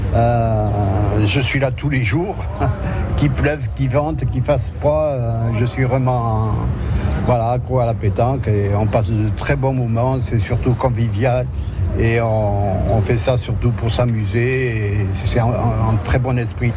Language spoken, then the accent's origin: French; Dax, Nouvelle-Aquitaine, France; also born or lived in Antibes; now in Capbreton, France; je suis originaire de Dax, euh, ben, j'ai voulu, revenir, retrouver mes racines. Et voilà, je suis à Cap-Breton.